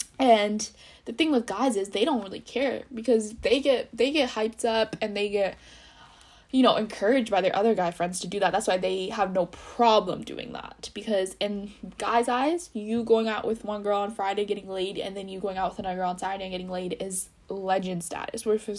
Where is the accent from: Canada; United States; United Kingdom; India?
India; And especially I'm Indian, being Indian, it's really hard, because your parents don't want you with the bad guy.